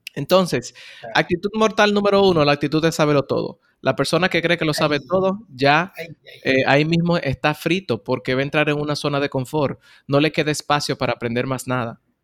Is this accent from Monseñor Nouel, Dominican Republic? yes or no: yes; Bonao, Monseñor Nouel, Dominican Republic; now in Santo Domingo, Dominican Republic; Yo soy oriundo de Bonao, una ciudad en el centro de la República Dominicana